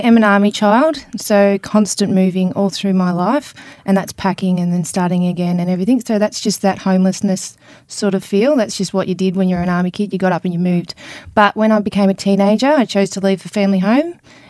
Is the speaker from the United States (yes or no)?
no; Brisbane, Queensland, Australia; born there; No, I was born in Brisbane. I'm an army child